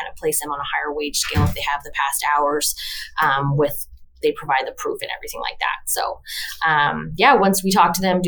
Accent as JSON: {"language": "English", "town": "Halifax", "region": "Nova Scotia", "country": "Canada", "tie": "born or raised there", "said": "born and raised in Halifax as well"}